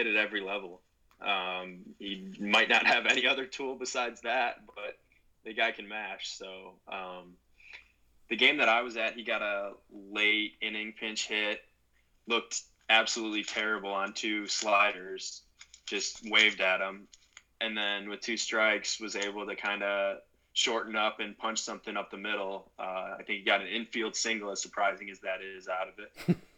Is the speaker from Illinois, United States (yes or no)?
yes; Morris, Illinois, United States; I grew up in Morris, Illinois